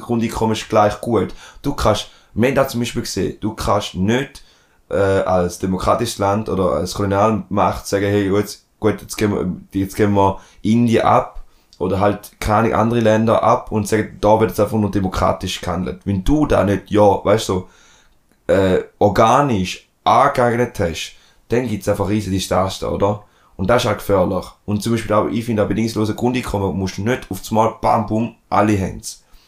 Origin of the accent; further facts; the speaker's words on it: Switzerland; accent: Rheintaler; dann bin ich im Rindtal aufgewachsen, bin im Verein gewesen und dann habe ich ab und zu einen Rintaler Dialekt